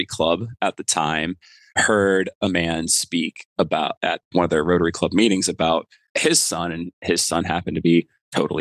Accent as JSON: {"language": "English", "region": "Florida", "country": "United States", "tie": "born or raised there", "moved": "as an adult", "said": "I grew up in Florida"}